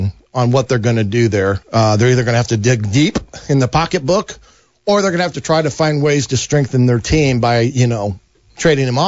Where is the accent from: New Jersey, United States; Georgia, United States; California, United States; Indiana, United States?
Indiana, United States; Fort Wayne; growing up in Fort Wayne